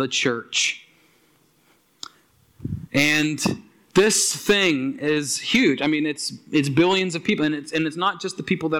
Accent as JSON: {"language": "English", "town": "Aylesford", "region": "Nova Scotia", "country": "Canada", "tie": "born or raised there", "said": "when I grew up in Aylesford, some of you know that Aylesford, Nova Scotia, down in the valley"}